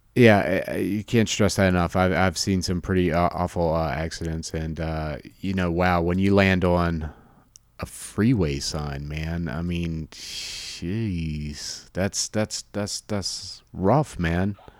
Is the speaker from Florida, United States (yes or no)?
yes; Jacksonville, Florida, United States; moved away; born and raised in Jacksonville, Florida